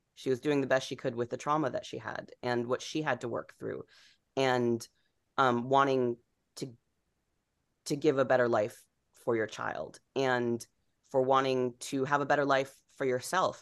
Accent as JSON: {"language": "English", "region": "Rhode Island", "country": "United States", "tie": "born or raised there", "moved": "yes", "said": "growing up in Rhode Island, I grew up in this town that was, you know, basically all white, upper middle class, New England town"}